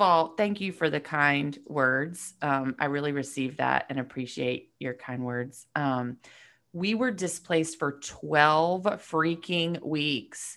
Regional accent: Marietta, Georgia, United States; moved away as an adult; also born or lived in Athens, Georgia; now in Nashville, United States; I grew up in Marietta, you know, just north of Atlanta, so I was definitely, you know, an Atlanta kid

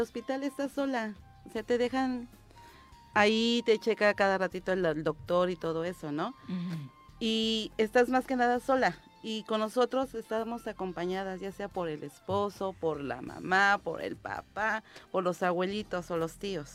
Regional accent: Cuernavaca, Morelos, Mexico; Del poblado de Ocotepe, de aquí de Cuernavaca, Morelos

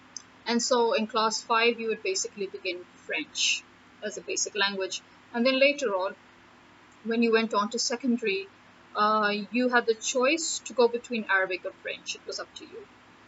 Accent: Punjab, Pakistan; My own native language is English. And then my mother tongue, I have two mother tongues. Why? Because my national language is Urdu and my regional language is Punjabi.

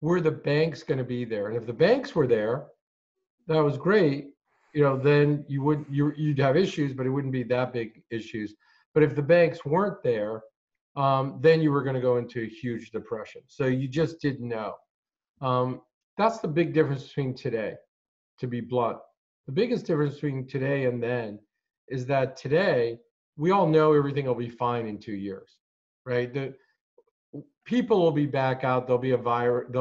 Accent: Hartford, Connecticut, United States; also born or lived in Morocco; I was born in Morocco. I ended up, we came to the United States when I was 7. Grew up in Hartford

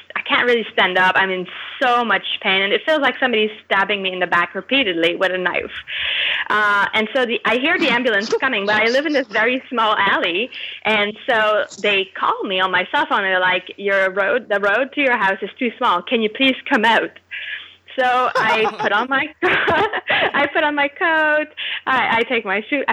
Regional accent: Quebec, Canada; I'm from Quebec

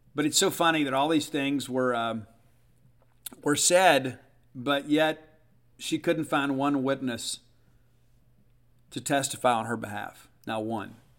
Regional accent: South Mississippi, United States; I am from South Mississippi

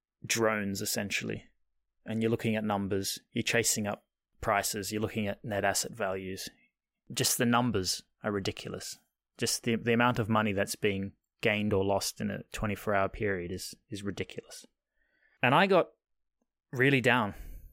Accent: Australia; which is probably slightly a byproduct of growing up in Australia anyway.

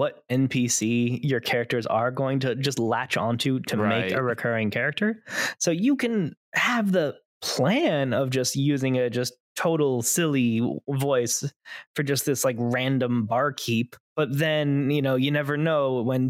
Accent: Florida, United States; accent: a little bit of Southern and a little bit of New Yorker; I myself have a little bit of Southern and a little bit of New Yorker because I myself grew up in am Florida.

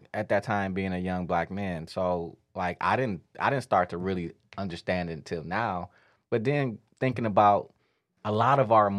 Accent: Detroit, Michigan, United States; Growing up on the east side

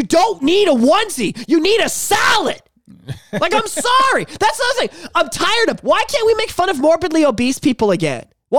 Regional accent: England, United Kingdom; he made the funny about how I don't have a soul because I'm from England, I have red hair.

